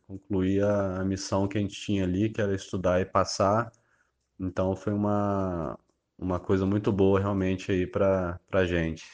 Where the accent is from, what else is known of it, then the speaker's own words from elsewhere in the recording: Resende, Rio de Janeiro, Brazil; sou do interior do estado do Rio, cidade de Resende